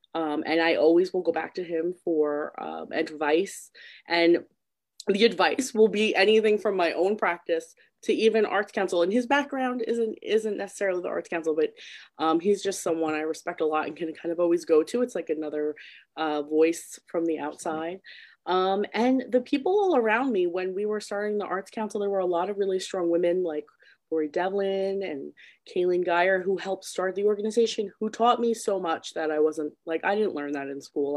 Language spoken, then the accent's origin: English; Patchogue, New York, United States; I'm like born and raised in Patchogue, so it's kind of funny that I'm also still there